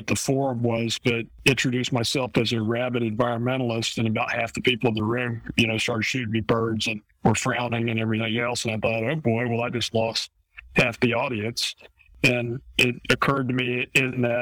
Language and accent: English; Eustis, Florida, United States; I grew up in Eustis, Florida, where I was born and still live